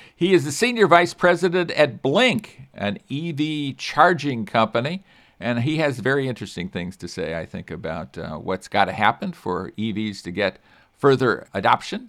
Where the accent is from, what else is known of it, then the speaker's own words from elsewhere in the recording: California, United States; as a Californian